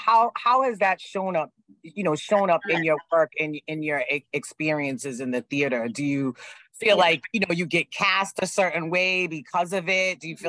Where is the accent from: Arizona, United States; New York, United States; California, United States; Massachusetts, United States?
Massachusetts, United States; Boston; I'm also originally from Dorchester.